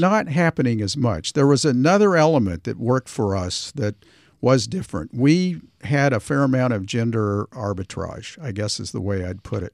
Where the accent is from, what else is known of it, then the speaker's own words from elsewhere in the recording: Tulsa, Oklahoma, United States; moved away as an adult; also born or lived in New York; growing up in Tulsa